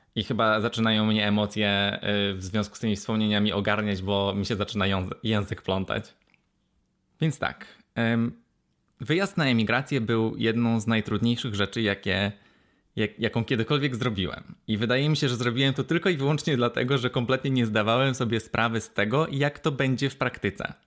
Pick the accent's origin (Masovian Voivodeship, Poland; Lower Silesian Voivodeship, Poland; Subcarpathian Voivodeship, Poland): Lower Silesian Voivodeship, Poland; Wrocław; ja jestem z Wrocławia